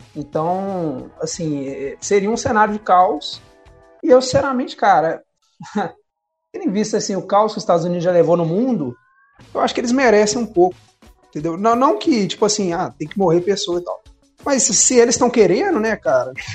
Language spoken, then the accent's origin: Portuguese; Brazil; a gente é brasileiro